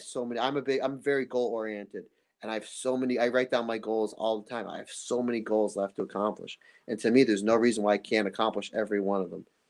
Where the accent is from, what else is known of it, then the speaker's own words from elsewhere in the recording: United States; I'm obviously from America